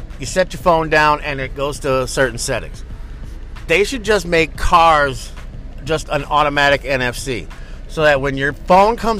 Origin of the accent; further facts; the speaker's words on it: East Coast, United States; now in West Coast, United States; I come from the East Coast